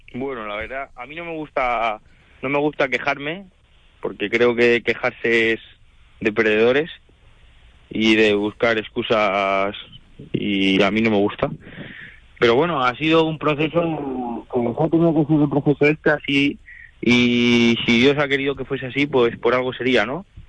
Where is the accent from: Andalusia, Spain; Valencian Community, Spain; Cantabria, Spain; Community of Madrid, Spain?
Community of Madrid, Spain; Madrid; also born or lived in Toledo; yo soy yo soy de Madrid, yo soy madrileño